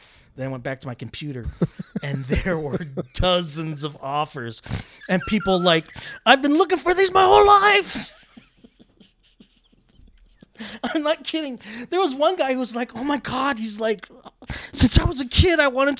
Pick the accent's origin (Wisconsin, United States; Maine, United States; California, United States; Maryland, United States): California, United States; Diamond Bar; Well, I grew up inland in Diamond Bar.